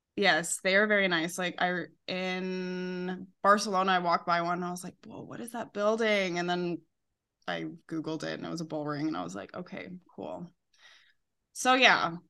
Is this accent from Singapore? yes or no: no; Calgary, Alberta, Canada; moved away as an adult; now in Seville, Spain; I'm from Calgary, Canada